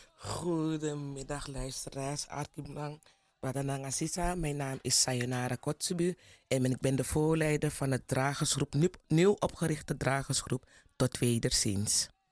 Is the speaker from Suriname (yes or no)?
yes; Plantage Zorg en Hoop?, Commewijne, Suriname; Ik kom van Plantage Safiri, daar komen de Kotsebies vandaan, Kommerwijnen